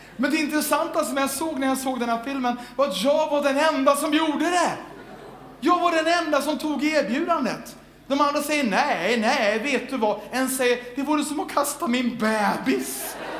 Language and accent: Swedish; Sweden